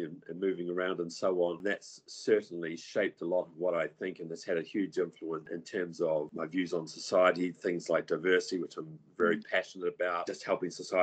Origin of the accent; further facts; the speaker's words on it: New Zealand; moved away; I come from New Zealand, and New Zealand's quite progressive